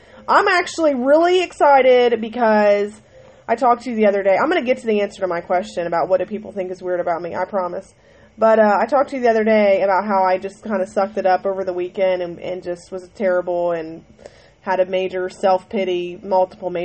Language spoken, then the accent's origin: English; Ohio, United States; I'm from Ohio